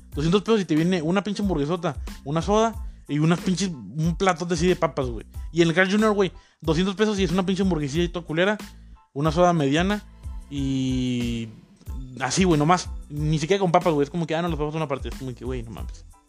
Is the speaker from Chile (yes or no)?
no; Mexico; de aquí en México, muy, muy de México